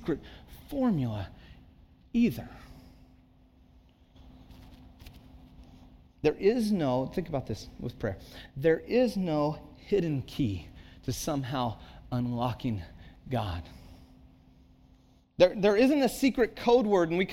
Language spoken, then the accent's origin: English; Santa Cruz, California, United States; moved away as an adult; also born or lived in Texas / Chicago; I grew up in Santa Cruz